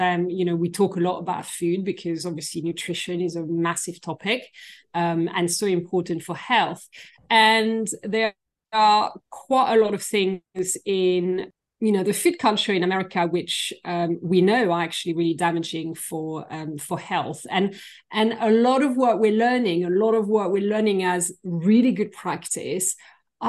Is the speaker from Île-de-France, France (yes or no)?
yes; Versailles, Île-de-France, France; moved away as an adult; now in United Kingdom; So I'm originally from France. I was born near Paris, in the suburbs of Paris and in Versailles, where we have a very famous palace